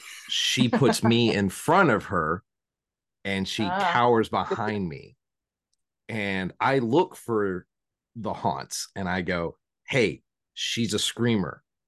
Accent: Southington, Connecticut, United States; my hometown or of Southington is got the haunting in Connecticut.

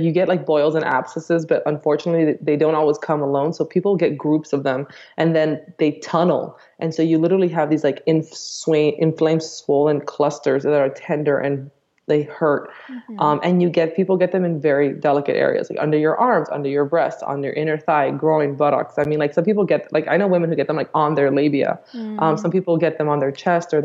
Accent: Miami, Florida, United States; I grew up in Miami

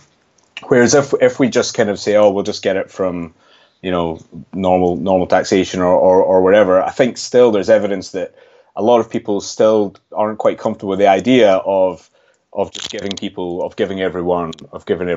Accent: Scotland, United Kingdom; you might be able to tell from my accent, I'm actually from Scotland

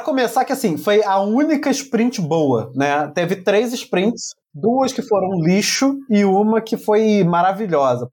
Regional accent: Brazil; Vem na minha terra, vai falar português

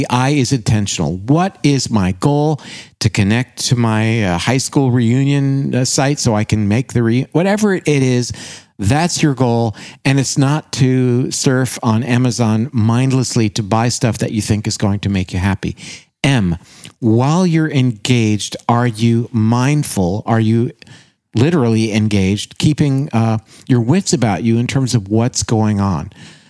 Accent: Canada; And gosh, I said that as a Canadian, didn't I?

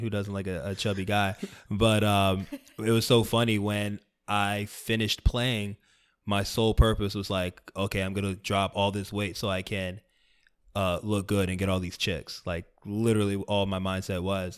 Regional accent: South Florida, United States; I grew up in South Florida

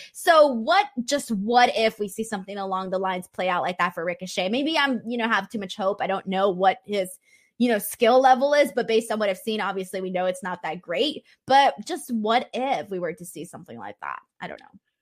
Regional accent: California, United States; California, my hometown

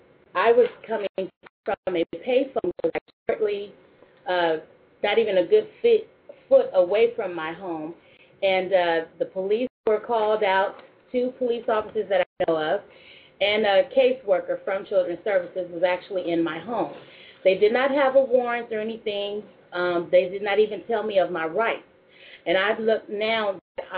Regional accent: San Francisco, California, United States; also born or lived in Portland, Oregon; now in Columbus, United States; I'm originally from California, born and raised San Francisco

